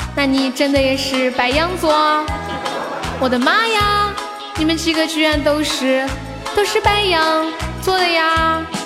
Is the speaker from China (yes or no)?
yes; Sichuan, China; accent: Sichuanese; 我们四川话就是问人家，呃，你是哪里人？我们会这么说